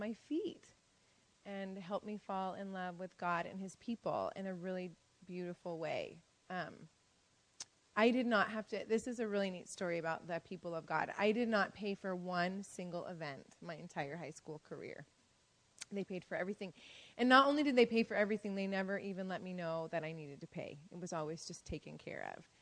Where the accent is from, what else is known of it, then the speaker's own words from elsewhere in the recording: Washington, United States; moved away as an adult; now in Chile; we come from the States